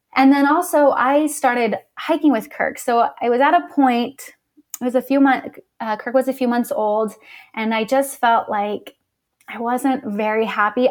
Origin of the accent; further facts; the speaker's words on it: Las Vegas, Nevada, United States; moved away as an adult; now in Utah, United States; I'm originally from Las Vegas. And then when I was eighteen, I moved out to Utah for college.